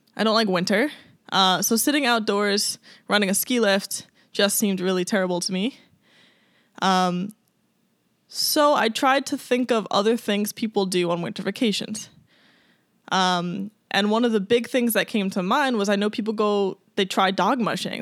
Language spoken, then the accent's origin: English; Long Island, New York, United States; moved away as an adult; also born or lived in Colorado / Alaska; I grew up on Long Island.